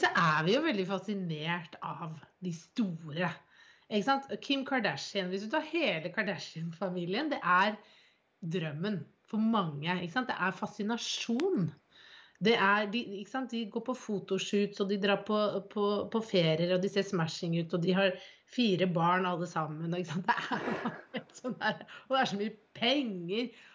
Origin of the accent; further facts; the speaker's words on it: Bærum, Akershus, Norway; now in Drammen, Norway; der hvor jeg er fra, jeg er fra Bærum